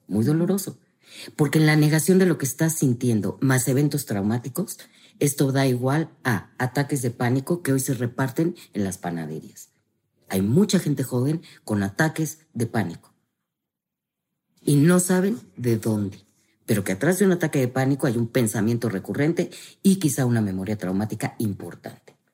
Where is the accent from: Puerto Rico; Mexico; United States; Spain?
Mexico; como buenos mexicanos, sí somos gente de ritual